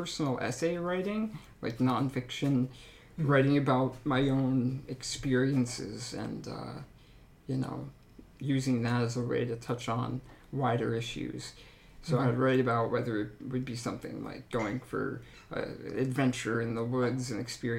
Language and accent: English; Upper Blackadie, Pennsylvania, United States; also born or lived in Edinboro, Pennsylvania; I grew up in Upper Blackadie, Pennsylvania, small town, about 10 miles south of here in Robbsville. So yeah, I've spent my whole life here except for college